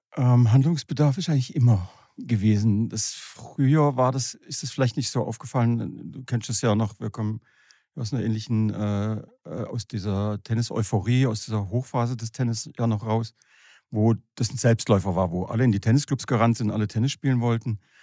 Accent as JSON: {"language": "German", "town": "Horb am Neckar", "region": "Baden-Württemberg", "country": "Germany", "said": "ich komme aus Horb am Neckar"}